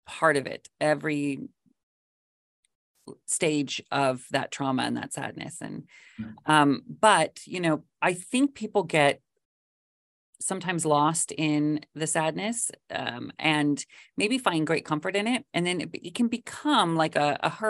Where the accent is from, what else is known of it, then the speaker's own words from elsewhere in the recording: Washington, United States; moved away as an adult; also born or lived in Los Angeles; I grew up in Washington State